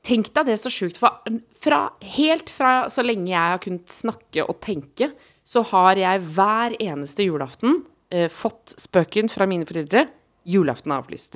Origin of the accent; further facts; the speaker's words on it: Oslo, Norway; Jeg var hjemme på Ellingsråsen, mm. Eh, østkanten i Oslo